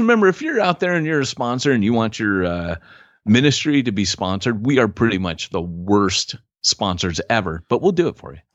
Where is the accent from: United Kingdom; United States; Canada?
United States; Huntington Beach, California; I grew up in Huntington Beach